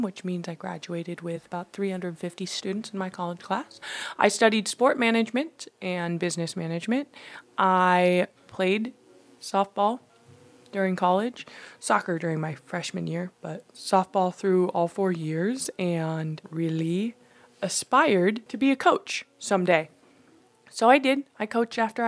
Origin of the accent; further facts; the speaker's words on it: Washington, United States; also born or lived in China; I was adopted from China as a baby. I'm Chinese. I grew up in Washington State in the northwest corner, about 7 minutes from the Canadian border